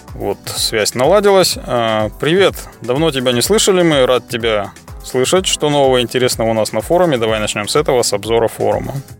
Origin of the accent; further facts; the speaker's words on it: Chelyabinsk, Chelyabinsk Oblast, Russia; в Челябинске, в моем родном городе